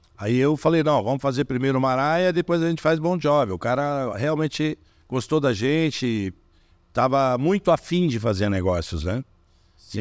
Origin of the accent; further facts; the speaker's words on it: Brazil; Eu sou brasileiro, de origem alemã, eu tô chegando do Brasil